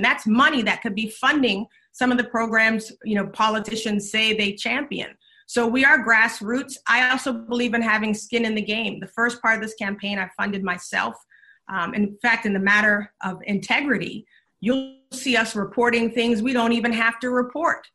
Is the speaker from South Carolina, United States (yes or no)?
yes; Charleston, South Carolina, United States; now in Texas, United States; I'm from Charleston, South Carolina, originally